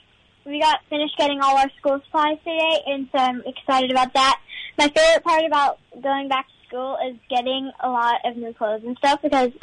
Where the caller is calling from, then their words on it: Texas, United States; I'm calling from Texas.